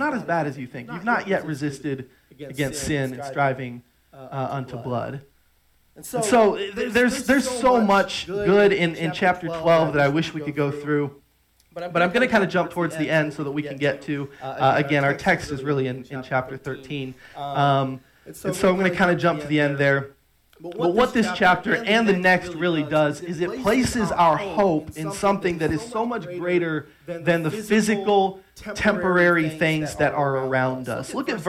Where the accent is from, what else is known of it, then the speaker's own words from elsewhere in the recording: Trinidad & Tobago; Even though I spent a lot of years on the mission field, I grew up outside of America. I grew up in Trinidad.